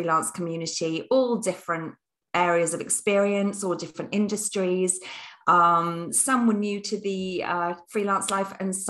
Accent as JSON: {"language": "English", "country": "United Kingdom", "said": "I'm British through and through."}